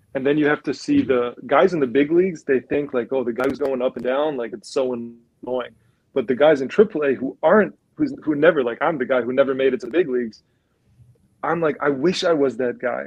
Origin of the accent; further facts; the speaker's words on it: Germany; growing up, growing up in Germany